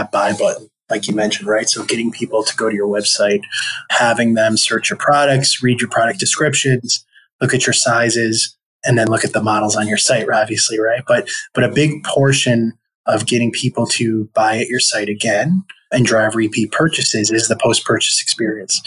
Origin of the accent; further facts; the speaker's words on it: Buffalo, New York, United States; also born or lived in Rochester, New York; I grew up in Buffalo, New York, and I studied political science at a school called SUNY Geneseo outside of Rochester, New York